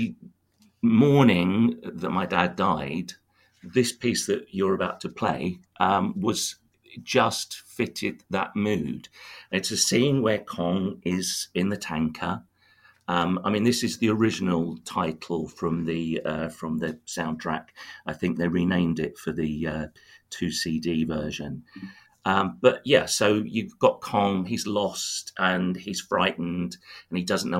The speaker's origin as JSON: {"language": "English", "town": "Tunbridge Wells", "region": "South East England", "country": "United Kingdom", "tie": "born or raised there", "said": "my hometown of Tunbridge Wells"}